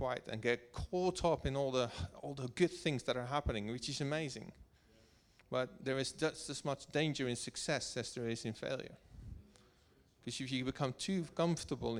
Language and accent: English; Netherlands; also born or lived in Wiltshire; now in United Kingdom; I'm coming from Holland.